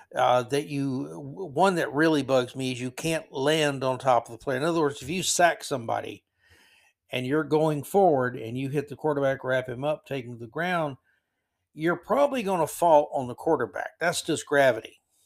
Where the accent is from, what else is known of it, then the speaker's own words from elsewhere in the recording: Florida, United States; growing up in Florida in the seventies